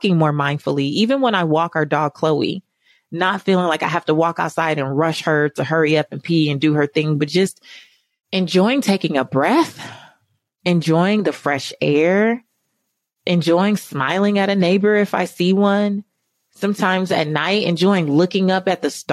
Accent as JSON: {"language": "English", "region": "California", "country": "United States", "said": "I'm from California"}